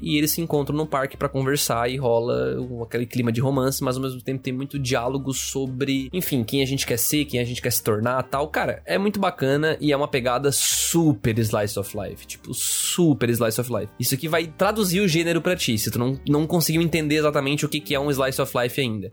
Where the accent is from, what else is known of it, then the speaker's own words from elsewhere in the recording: Brazil; como brasileiros